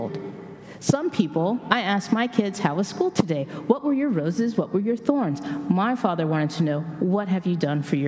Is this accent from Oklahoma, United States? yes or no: yes; Tulsa, Oklahoma, United States; moved away; I was born and raised in Tulsa, Oklahoma